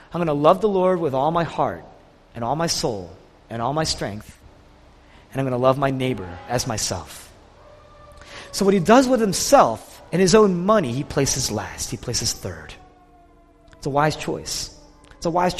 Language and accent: English; Philadelphia, Pennsylvania, United States; we're from Philadelphia